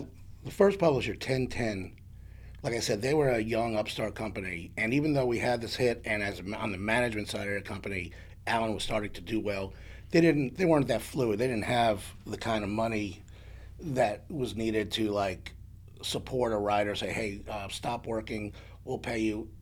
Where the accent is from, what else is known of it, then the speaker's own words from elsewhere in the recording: New York City, New York, United States; moved away as an adult; now in Nashville, United States; I'm originally from New York. I grew up in the Bronx